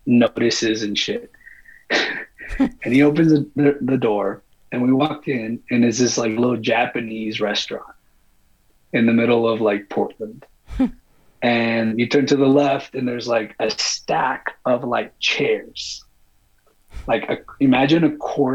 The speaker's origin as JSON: {"language": "English", "country": "Mexico", "said": "I'm from Mexico."}